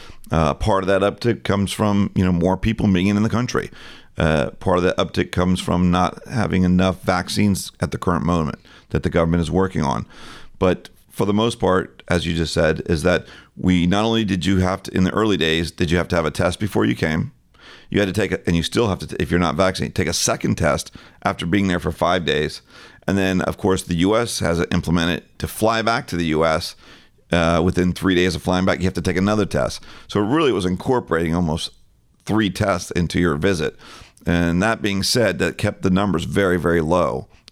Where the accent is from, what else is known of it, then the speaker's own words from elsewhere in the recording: Boca Raton, Florida, United States; I grew up in the Boca Raton and Deerfield Beach area and have been going, you know, since childhood.